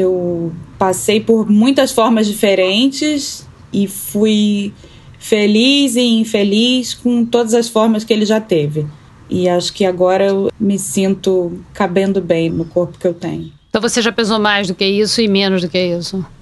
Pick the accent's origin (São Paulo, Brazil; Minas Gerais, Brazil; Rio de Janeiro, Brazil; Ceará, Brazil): Rio de Janeiro, Brazil; born there; now in São José dos Campos, Brazil; eu tenho 37 anos, sou nascida no Rio de Janeiro. No momento eu moro em São José dos Campos